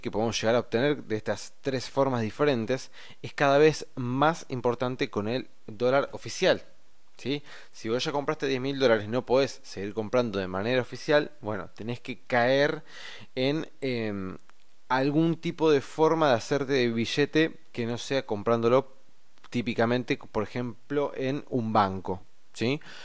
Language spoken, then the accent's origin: Spanish; Argentina; nosotros como argentinos